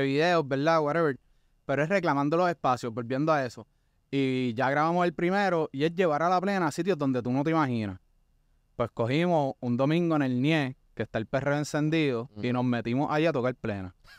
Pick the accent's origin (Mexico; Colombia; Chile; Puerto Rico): Puerto Rico; somos nosotros como puertorriqueños